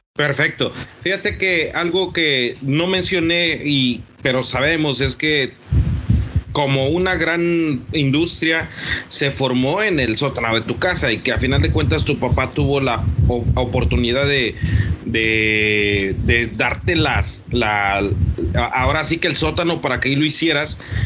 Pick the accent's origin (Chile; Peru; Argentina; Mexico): Mexico; como mexicanos